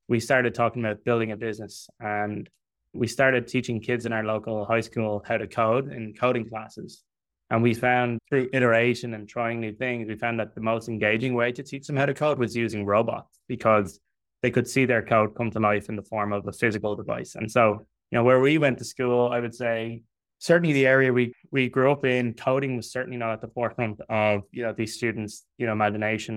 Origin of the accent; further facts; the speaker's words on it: Dublin, Leinster, Ireland; I'm from Dublin in Ireland